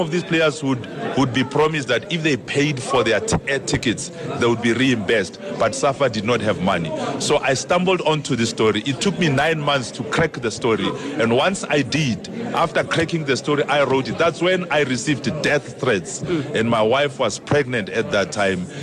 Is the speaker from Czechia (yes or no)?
no; Pretoria, Gauteng, South Africa; I was from Pretoria